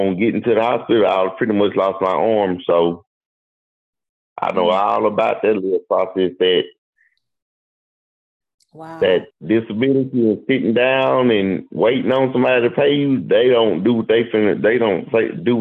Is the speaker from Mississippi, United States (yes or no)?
yes; Mississippi, United States; also born or lived in Jacksonville, Florida; I'm from Mississippi